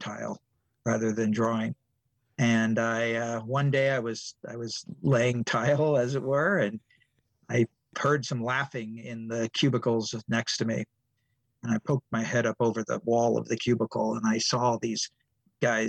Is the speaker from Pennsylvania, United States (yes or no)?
no; San Diego, California, United States; also born or lived in Long Beach, California / Cupertino, California; I grew up in San Diego, California, and I would go every year to San Diego Comic Convention.